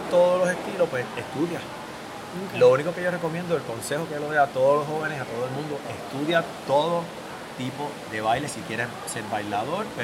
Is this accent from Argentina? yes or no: no; Puerto Rico; ¿tú eres cubano? Y yo, no, soy puertorriqueño.